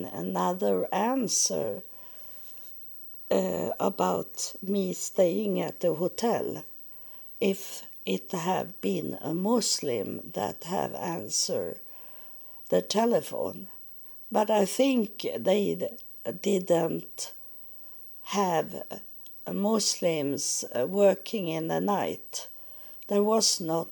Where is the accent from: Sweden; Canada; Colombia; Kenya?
Sweden; English is a second language; I'm from Sweden